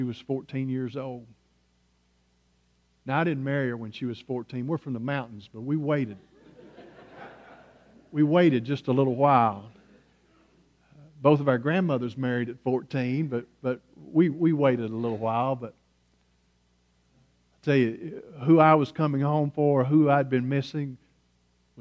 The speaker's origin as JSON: {"language": "English", "country": "United States", "accent": "hillbilly", "said": "my native tongue, which is hillbilly"}